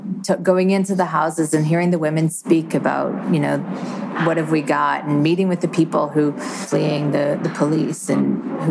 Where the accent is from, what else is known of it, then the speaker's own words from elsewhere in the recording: rural Ontario, Canada; So I'm not from Toronto. I'm from a rural agricultural area of Ontario